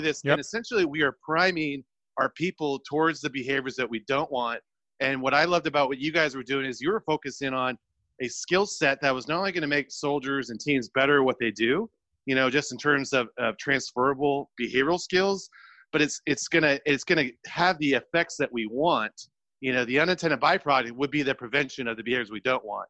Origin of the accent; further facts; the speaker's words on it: California, United States; I'm from California